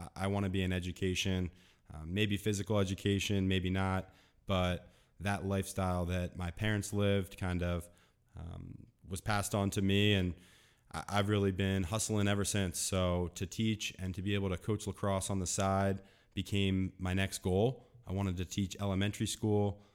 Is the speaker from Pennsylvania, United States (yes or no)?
yes; Delaware County, Pennsylvania, United States; I grew up in Delaware County, Pennsylvania, so shout out to Delco